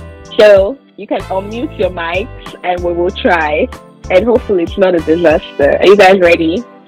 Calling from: Nigeria; we're saying abroad because we're all speaking from Nigeria currently.

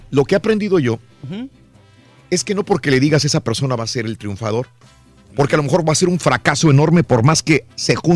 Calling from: Dallas, Texas, United States; En Dallas.

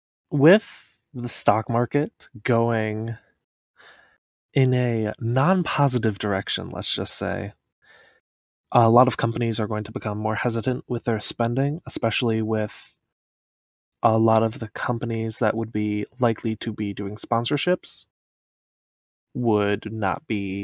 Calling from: Kalamazoo, Michigan, United States; Kalamazoo, Michigan.

